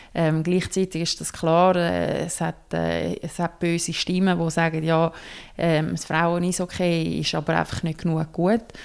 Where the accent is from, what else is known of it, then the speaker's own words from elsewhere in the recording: Switzerland; wir hier in der Schweiz